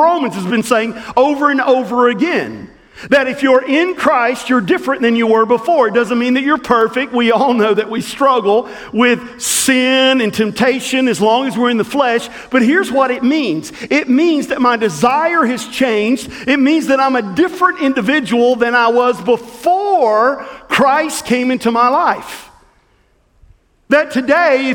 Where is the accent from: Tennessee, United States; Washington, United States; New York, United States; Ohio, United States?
Tennessee, United States; Southwest; the little church that I grew up in Southwest Tennessee